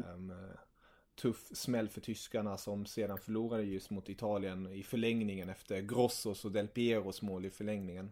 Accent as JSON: {"language": "Swedish", "country": "Germany", "said": "jag är tysk"}